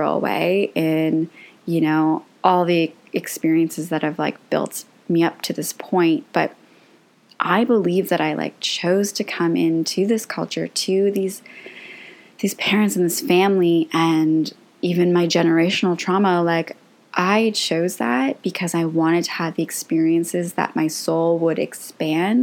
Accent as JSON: {"language": "English", "country": "Canada", "tie": "born or raised there", "said": "I am Croatian, and both my parents were born there. My whole family is from there. But I grew up in Canada. I was born in Canada"}